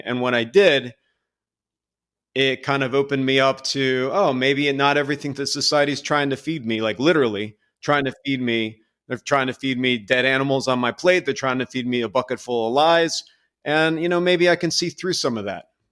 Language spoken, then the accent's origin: English; Lansdowne, Pennsylvania, United States; I grew up in a Catholic, uh, household right outside of Philadelphia in a very small, I would almost say insignificant town called Lansdowne, Pennsylvania.